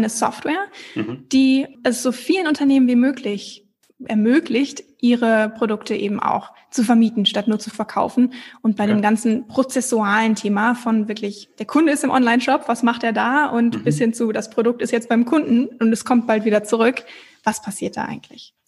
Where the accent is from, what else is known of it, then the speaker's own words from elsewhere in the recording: Bünde, North Rhine-Westphalia, Germany; moved away as an adult; also born or lived in Hamburg / Copenhagen / Australia / London; Geboren und aufgewachsen bin ich in Bünde, also gar nicht so weit weg von Bielefeld, direkt nebenan.